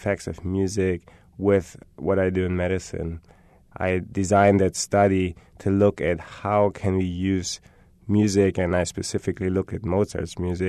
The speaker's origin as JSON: {"language": "English", "country": "Germany", "moved": "yes", "said": "I'm from Germany"}